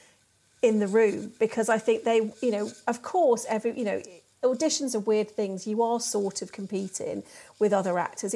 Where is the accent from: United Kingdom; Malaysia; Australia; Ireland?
United Kingdom; Birmingham, West Midlands; I grew up in Birmingham.